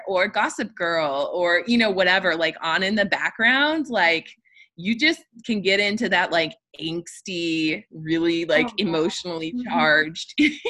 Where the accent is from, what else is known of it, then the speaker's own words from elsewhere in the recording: Midwest, United States; Well, I think the fact that we're both from the Midwest